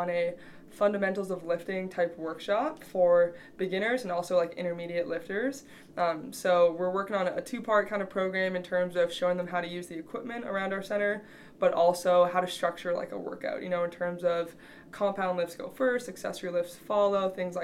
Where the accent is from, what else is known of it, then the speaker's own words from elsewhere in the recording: Canada; also born or lived in Michigan, United States; now in Kearney, United States; I'm from Canada, but I came here from Eastern Michigan.